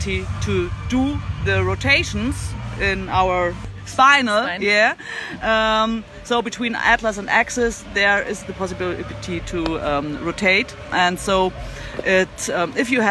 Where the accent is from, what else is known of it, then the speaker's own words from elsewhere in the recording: Germany; In Germany, I have a lot of classes in my hometown